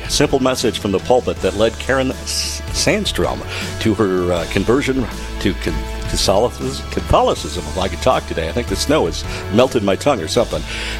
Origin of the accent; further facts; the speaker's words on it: Cook, Minnesota, United States; now in Hibbing, United States; I'm originally from Cook, north of Virginia, settled in Hibbing, and moved away a number of times and always came back home.